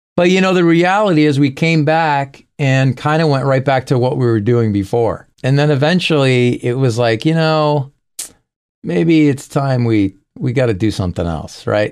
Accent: Springfield, Massachusetts, United States; In my hometown of Springfield, Massachusetts, we had a lot of clubs there

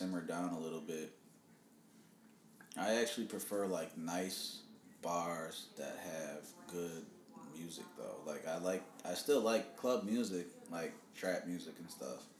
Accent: Milwaukee, Wisconsin, United States; moved away as an adult; now in Washington, D.C., United States; I grew up in the Indian community in Milwaukee

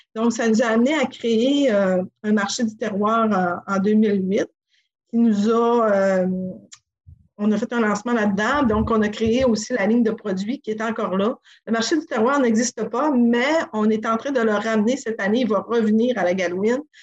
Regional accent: Sacré-Cœur, Quebec, Canada; also born or lived in Montreal; now in Tadoussac, Canada; je suis originaire de Sacré-Cœur, du village à côté

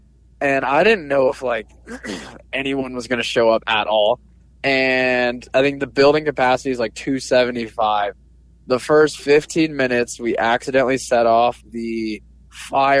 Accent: Sierra Vista, Arizona, United States; now in Tucson, United States; my hometown of Sierra Vista

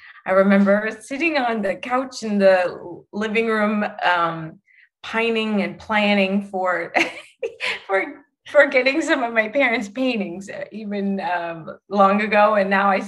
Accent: Chicago, Illinois, United States; Growing up in Chicago

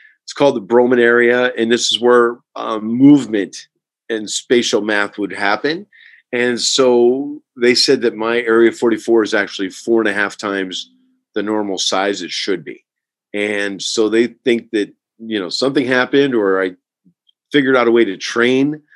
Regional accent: Herkimer, New York, United States; I'm from Herkimer, New York, which is in upstate New York near the beginning of the Adirondack Mountains.

